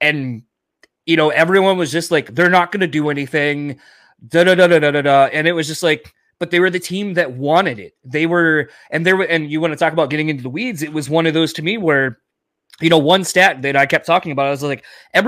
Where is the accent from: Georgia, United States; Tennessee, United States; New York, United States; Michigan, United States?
Michigan, United States; we're from Michigan.